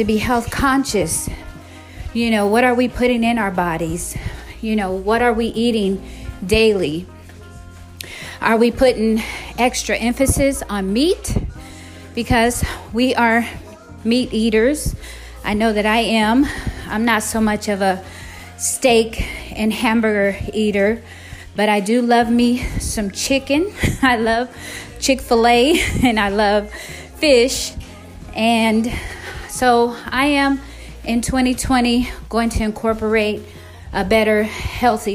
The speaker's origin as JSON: {"language": "English", "town": "San Diego", "region": "California", "country": "United States", "tie": "born or raised there", "said": "I grew up in San Diego, California"}